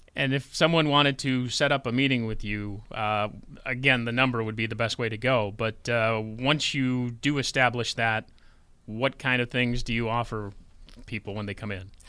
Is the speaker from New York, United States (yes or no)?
yes; Orleans County, New York, United States; I'm from Orleans County too